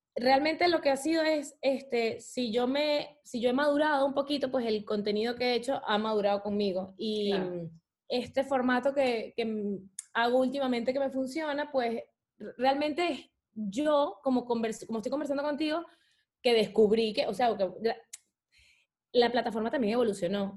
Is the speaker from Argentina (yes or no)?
no; Venezuela; moved away; Venezuela es mi país y me enorgullece demasiado, demasiado, demasiado ser venezolana